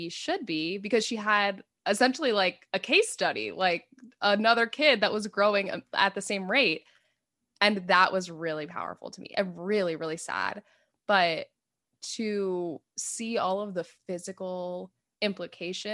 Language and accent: English; South Florida, United States; moved away; I grew up in South Florida and I did not grow up drinking tap water ever